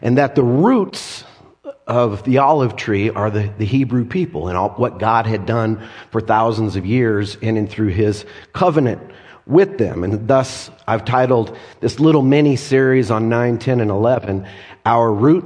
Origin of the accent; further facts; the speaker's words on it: Colorado, United States; I've lived in Colorado all my life